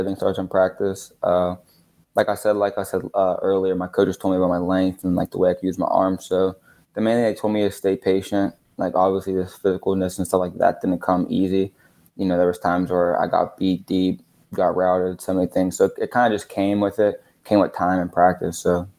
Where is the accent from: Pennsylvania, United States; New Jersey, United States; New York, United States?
Pennsylvania, United States; Philadelphia; I'm kids from Philadelphia, so.